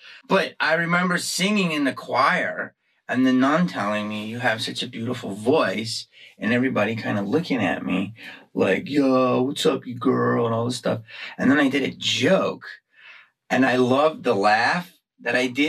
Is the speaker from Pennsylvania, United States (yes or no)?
yes; Upper Darby, Pennsylvania, United States; I'm from Upper Darby, right outside of Philadelphia. Okay, so you know the Tower Theater?